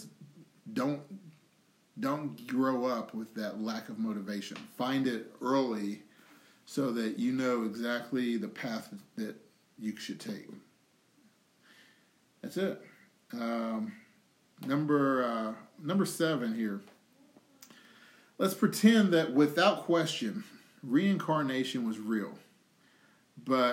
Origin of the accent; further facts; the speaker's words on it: United States; from being born in America, when I was born in America